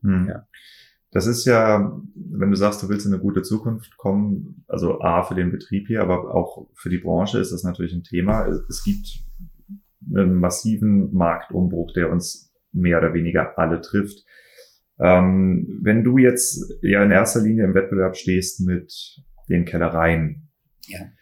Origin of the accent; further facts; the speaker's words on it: Kiel, Schleswig-Holstein, Germany; moved away; also born or lived in Geisenheim; ich komme aus Kiel